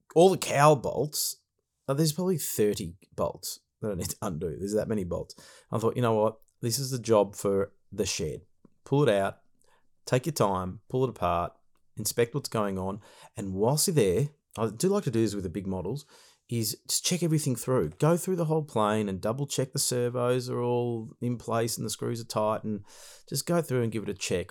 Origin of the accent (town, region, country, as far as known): Australia